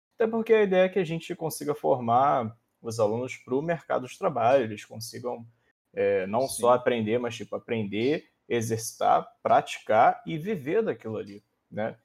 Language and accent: Portuguese; interior of Rio de Janeiro state, Brazil; Eu sou do interior do Rio.